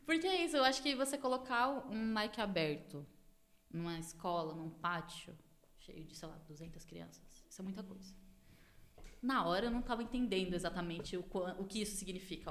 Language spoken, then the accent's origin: Portuguese; Taboão da Serra, São Paulo, Brazil; sou cria daqui da divisa do Taboão com Campo Limpo.